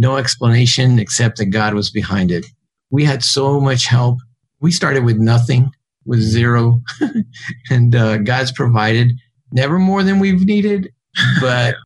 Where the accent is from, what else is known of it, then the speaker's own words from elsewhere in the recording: San Antonio, Texas, United States; I grew up in San Antonio